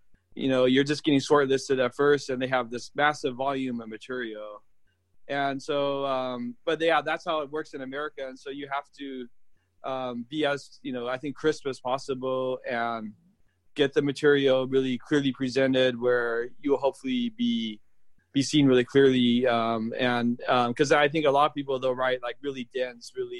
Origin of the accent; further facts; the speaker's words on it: United States; moved away as an adult; now in Australia; I'm American